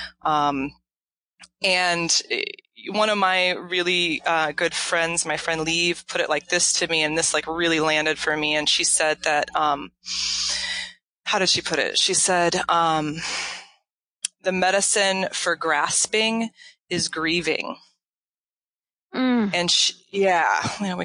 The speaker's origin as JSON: {"language": "English", "region": "Kansas", "country": "United States", "tie": "born or raised there", "also_born_or_lived": "Illinois / Minneapolis", "moved": "as an adult", "said": "I grew up in Kansas and went to college in Illinois"}